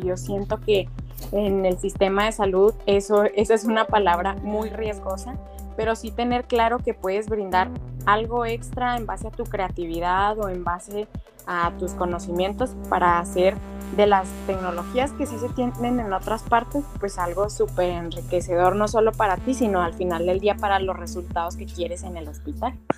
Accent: Mexico; also born or lived in Chihuahua; aquí en México

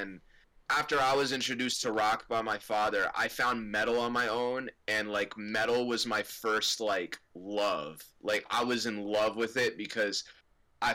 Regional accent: Livingston, New Jersey, United States; I'm from Livingston

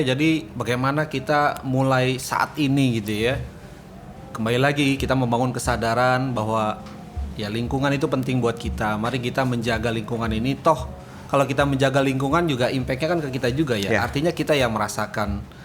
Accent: Depok, West Java, Indonesia; Saya Depok

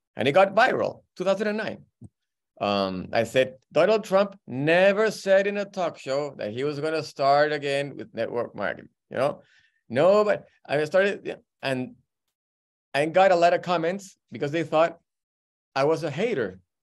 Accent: Peru; moved away; I'm from Peru

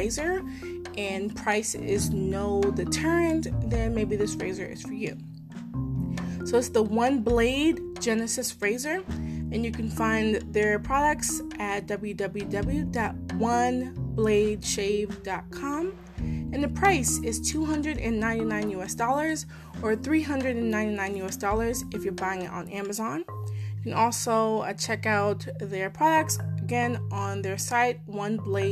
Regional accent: Maryland, United States; I'm from Maryland, live in Maryland

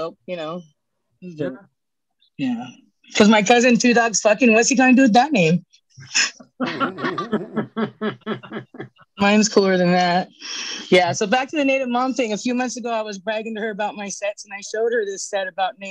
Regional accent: Northern California, United States; I'm Hoopa from Northern California

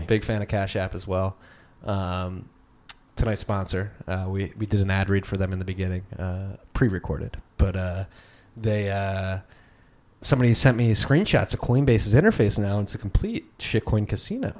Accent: Philadelphia, Pennsylvania, United States; also born or lived in Chicago; growing up in Philly, probably one of the most liberal cities in the world

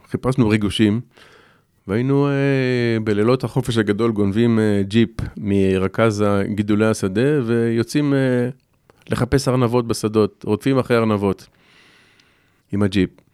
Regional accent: Shoval, Southern District, Israel; גדלתי בקיבוץ

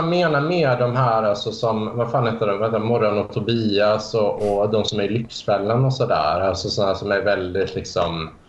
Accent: Värmland, Sweden; för jag växte upp i en liten stad i Värmland och så.

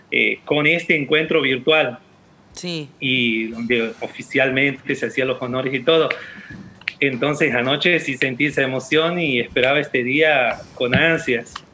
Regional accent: Santiago del Estero, Argentina; el único profesorado, es en Tintina el único profesorado que hay. La ciudad más cercana de mi pueblo.

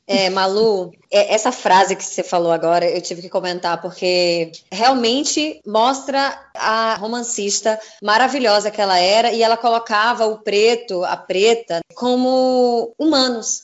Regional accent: Northeast Region, Brazil; eu também sou nordestina

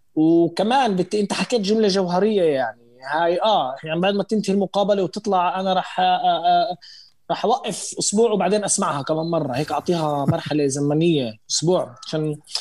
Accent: Israel; احنا عايشين هون احنا اقليه فلسطينيه عايشين بالداخل الشغلات عندنا جدا محدوده معنا معنا باسبورت اسرائيلي

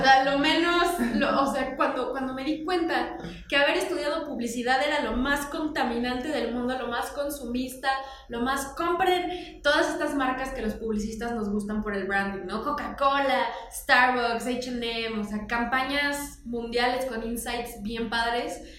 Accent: Morelos, Mexico; crecí la mayor parte de mi adolescencia en Morelos

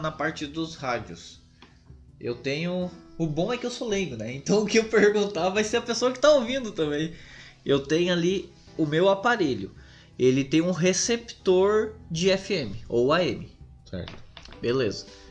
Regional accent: Sapiranga, Rio Grande do Sul, Brazil; na minha cidade natal, que é Sapiranga

